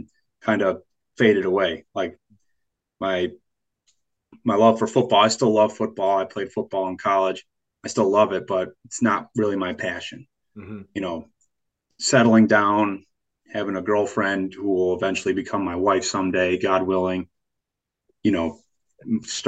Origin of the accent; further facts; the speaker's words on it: Hilton, New York, United States; my hometown